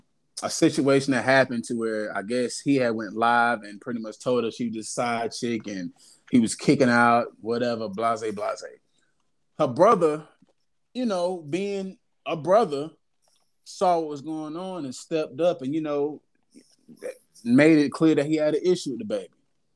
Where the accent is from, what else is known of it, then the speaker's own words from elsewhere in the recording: the South, United States; I'm from the South, man.